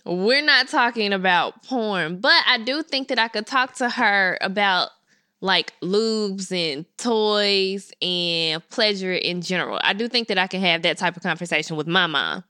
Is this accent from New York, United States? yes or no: no; Memphis, Tennessee, United States; I'm from Memphis. I went to Colonial Middle School.